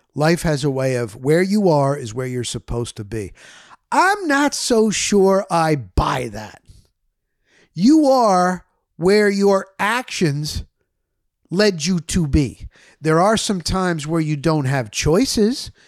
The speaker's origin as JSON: {"language": "English", "region": "New Jersey", "country": "United States", "also_born_or_lived": "Florida", "moved": "as an adult", "said": "I was coming from Jersey"}